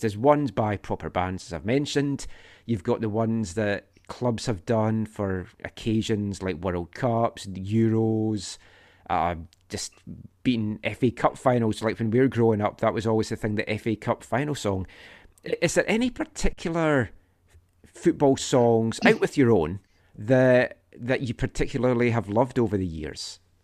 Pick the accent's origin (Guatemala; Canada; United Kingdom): United Kingdom; Scotland; we grew up in Scotland